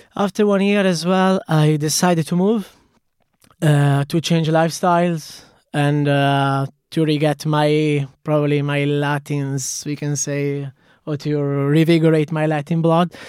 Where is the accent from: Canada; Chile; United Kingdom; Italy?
Italy; Cremona, Lombardy; accent: Italian; English is a second language; moved away as an adult; also born or lived in Dublin; now in Galway, Ireland; I started ten years ago as I was a very small cocktail bar in a city where I'm from. It's Cremona